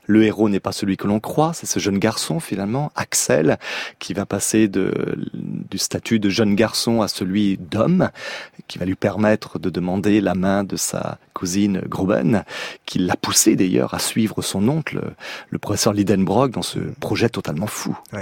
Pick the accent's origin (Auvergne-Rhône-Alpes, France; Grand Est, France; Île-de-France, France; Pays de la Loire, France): Pays de la Loire, France; Nantes; ma ville natale, Nantes